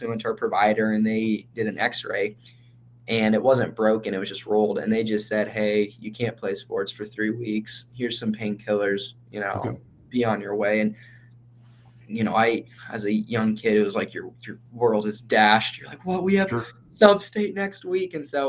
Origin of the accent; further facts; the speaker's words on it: Marion, Iowa, United States; now in Cedar Falls, United States; I've grown up just south of here, Marion, Iowa